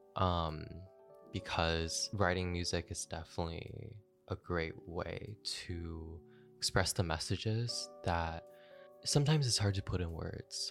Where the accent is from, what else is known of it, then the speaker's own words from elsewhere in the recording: Kitchener, Ontario, Canada; also born or lived in Newmarket; now in Toronto, Canada; move to my hometown, um, Kitchener